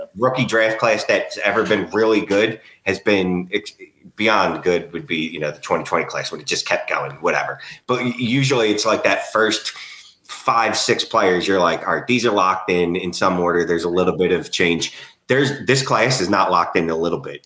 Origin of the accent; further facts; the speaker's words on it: Philadelphia, Pennsylvania, United States; I'm from Philly